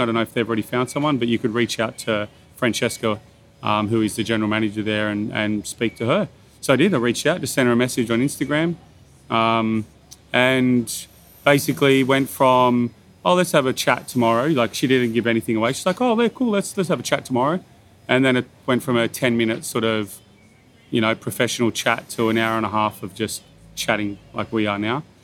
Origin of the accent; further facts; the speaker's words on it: Bathurst, New South Wales, Australia; moved away as an adult; also born or lived in Sydney; now in Byron Bay, Australia; I, I grew up in Bathurst